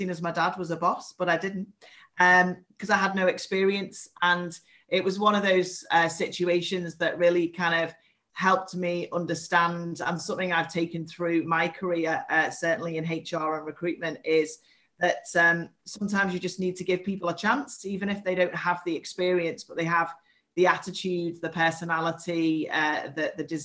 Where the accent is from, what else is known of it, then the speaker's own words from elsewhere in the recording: the Wirral, North West England, United Kingdom; now in Liverpool, United Kingdom; I was born on the Wirral and have lived in Liverpool for the last 18 years.